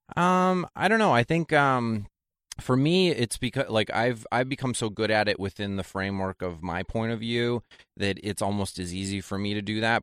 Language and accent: English; Janesville, Wisconsin, United States; moved away; also born or lived in New York; Janesville, Wisconsin's where I'm from